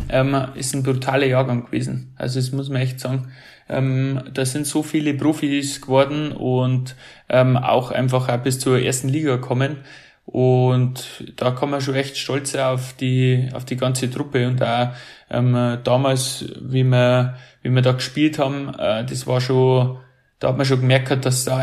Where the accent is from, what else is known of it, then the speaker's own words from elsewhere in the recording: Hansenried, Bavaria, Germany; weil ich bin ja aus Hansenried, das ist das Dorf daneben.